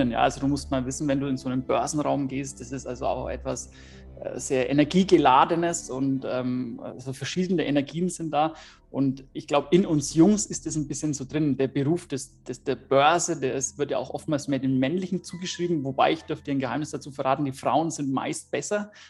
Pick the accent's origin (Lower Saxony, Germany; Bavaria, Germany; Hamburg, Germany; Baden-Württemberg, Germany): Bavaria, Germany; ich komme aus der Nähe von Nürnberg